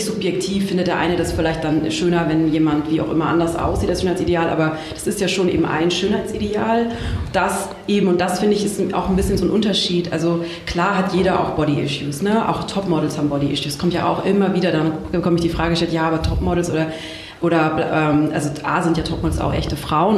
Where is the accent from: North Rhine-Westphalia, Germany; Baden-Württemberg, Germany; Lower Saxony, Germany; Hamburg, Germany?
Baden-Württemberg, Germany; aus Süddeutschland, aus einem kleinen Dorf äh, am, äh, am Fuße der Schwäbischen Alb.